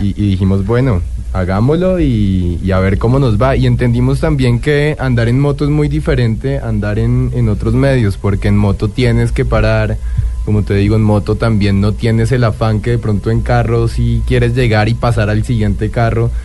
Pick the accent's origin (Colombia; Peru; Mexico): Colombia; somos una pareja catalano-colombiana